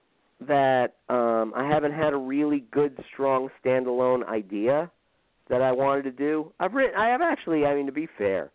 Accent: Irvington, New Jersey, United States; my hometown. He's from Irvington, New Jersey, which now makes me the greatest living comedic talent from Irvington, New Jersey

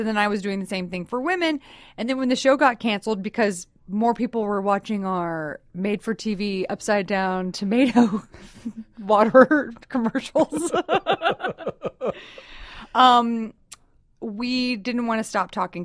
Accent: Texas, United States; I'm from Texas, so I say talk a lot

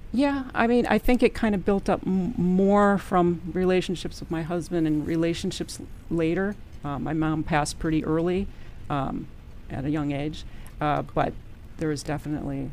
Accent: Madison, Wisconsin, United States; I'm originally from Madison, Wisconsin

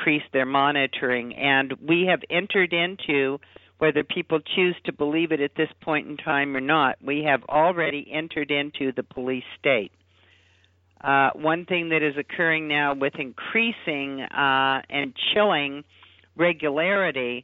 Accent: Los Angeles, California, United States; I lived in L.A. at the time. I mean, I grew up in Los Angeles, Southern California

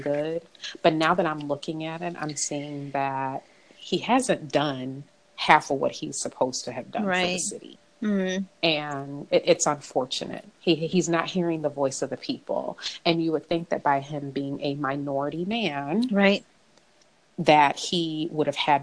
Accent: Chicago, Illinois, United States; we're all from Chicago, you know, we all live in the suburbs now, but we all grew up in Chicago

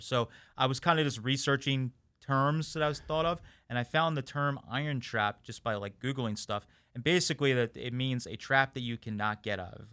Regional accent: Boyertown, Pennsylvania, United States; I'm actually was born and raised in my hometown and where I'm at today, uh, Boyertown, Pennsylvania

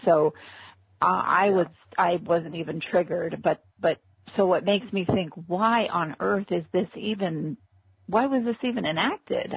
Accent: Orange County, California, United States; moved away; also born or lived in Los Angeles, California; I grew up in Orange County, California, and uh, Los Angeles

